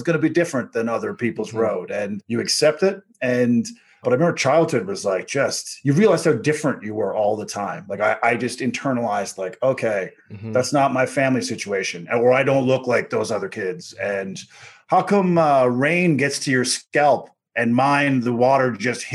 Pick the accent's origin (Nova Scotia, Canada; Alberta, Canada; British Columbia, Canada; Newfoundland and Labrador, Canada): Newfoundland and Labrador, Canada; Corner Brook; moved away as an adult; also born or lived in Calgary; I grew up a black kid in Newfoundland in the 70s, raised by my white grandparents